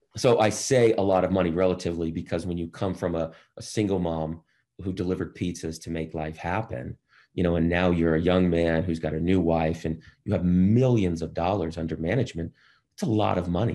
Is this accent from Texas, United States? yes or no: no; Boston, Massachusetts, United States; I grew up in Boston